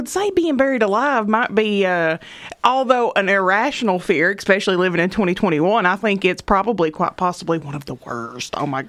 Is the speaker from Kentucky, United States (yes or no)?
yes; Eastern Kentucky, United States; growing up in Eastern Kentucky